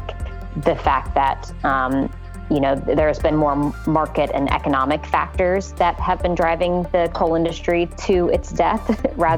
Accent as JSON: {"language": "English", "region": "West Virginia", "country": "United States", "said": "I'm from West Virginia"}